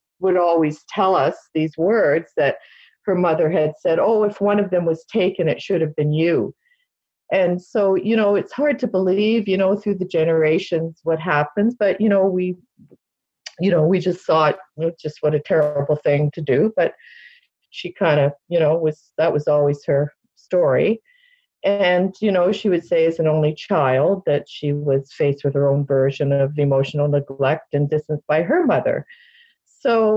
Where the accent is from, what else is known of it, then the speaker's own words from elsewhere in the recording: Toronto, Ontario, Canada; I was born in Toronto, Canada, in 1953